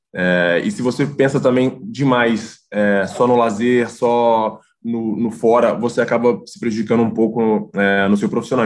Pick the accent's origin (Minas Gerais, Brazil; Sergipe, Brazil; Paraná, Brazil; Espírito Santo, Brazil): Minas Gerais, Brazil; Contagem; moved away as an adult; now in Italy; lá da minha cidade, em Contagem, Belo Horizonte